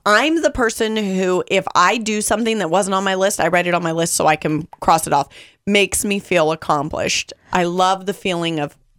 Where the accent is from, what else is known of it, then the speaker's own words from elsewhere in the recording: California, United States; California, but we didn't spend a lot of time at pools and the beach. But I did grow up for a portion of my life in the desert area where the sun was really hot.